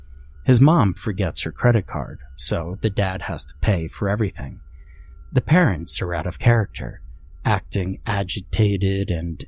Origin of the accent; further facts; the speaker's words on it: Ohio, United States; I grew up in Ohio, and not the American Northeast where the mall existed, but many of my grandparents and aunts and uncles lived there